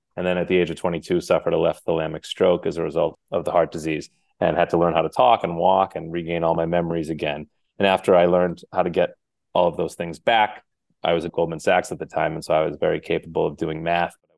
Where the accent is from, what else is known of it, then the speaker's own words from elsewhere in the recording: Cape Cod, Massachusetts, United States; I was raised in Cape Cod, Massachusetts